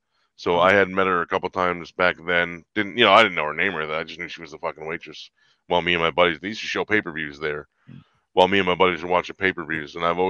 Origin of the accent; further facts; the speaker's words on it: Atlantic City, New Jersey, United States; now in Woodland Park, United States; I'm from Atlantic City, but I live in Woodland Park now.